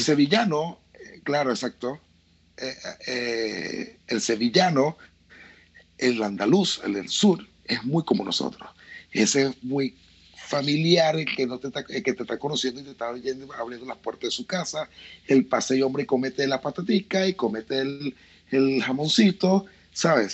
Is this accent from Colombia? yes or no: no; Venezuela